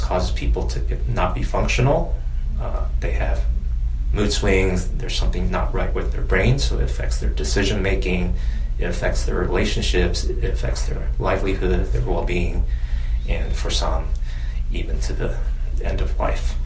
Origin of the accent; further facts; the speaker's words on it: a small town in Virginia, United States; also born or lived in China; I'm Chinese American and came to the U.S. when I was eight. I'm the oldest of three boys, and we grew up in a small town in Virginia with 20,000 people